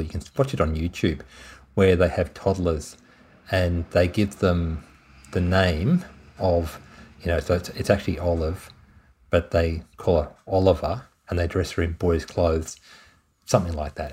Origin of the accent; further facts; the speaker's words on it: Tasmania, Australia; moved away; I'm originally from Tasmania